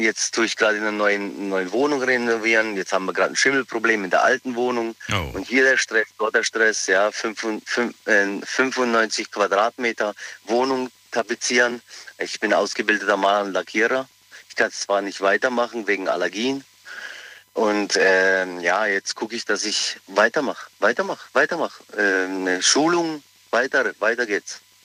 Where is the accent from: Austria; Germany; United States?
Germany; Pforzheim, Baden-Württemberg; ich bin aus Pforzheim, ich bin geboren in Pforzheim, bin aber Kroate